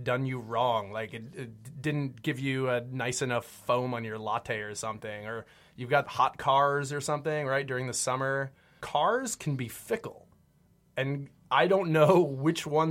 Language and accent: English; upstate New York, United States; moved away as an adult; also born or lived in San Francisco; now in New York City, United States; I'm from New York originally